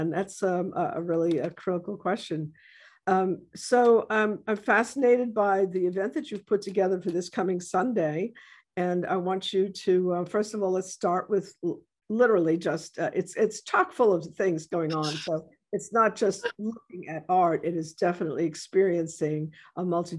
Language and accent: English; New York City, New York, United States; moved away as an adult; now in New Orleans, United States; I'm coming from New York City, right? This is early 70s. I've been here for enough years to maybe be called a New Orleanian